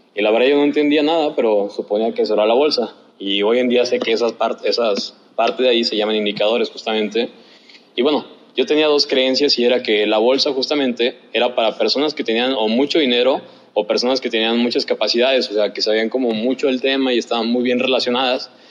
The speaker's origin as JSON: {"language": "Spanish", "town": "Guadalajara", "region": "Jalisco", "country": "Mexico", "said": "de donde soy, de Guadalajara"}